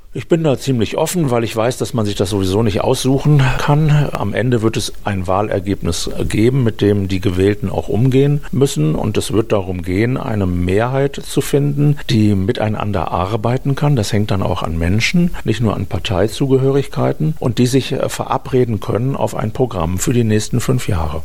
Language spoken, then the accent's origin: German; Düsseldorf, North Rhine-Westphalia, Germany; moved away as an adult; now in Bielefeld, Germany; bin gebürtiger Düsseldorfer